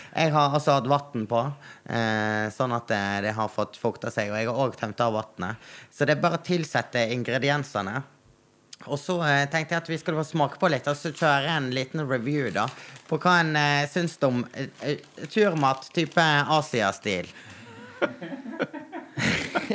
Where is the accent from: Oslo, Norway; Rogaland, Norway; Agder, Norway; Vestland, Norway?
Vestland, Norway; Naustdal; jeg er fra Naustdal